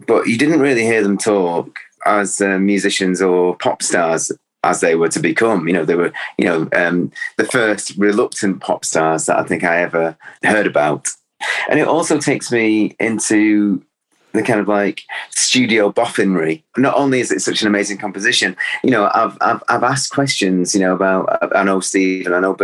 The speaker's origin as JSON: {"language": "English", "area": "Cheshire", "region": "North West England", "country": "United Kingdom", "tie": "born or raised there", "also_born_or_lived": "Salford", "said": "I was born in Salford. You know, I always felt that you know, that's where my soul is, but I grew up in Cheshire, which is, it was like 21 miles away from the city centre of Manchester"}